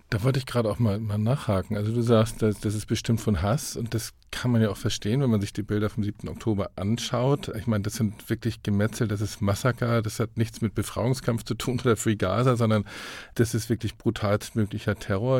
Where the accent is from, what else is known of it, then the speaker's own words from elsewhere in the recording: Hamburg, Germany; In Hamburg, wo ich herkomme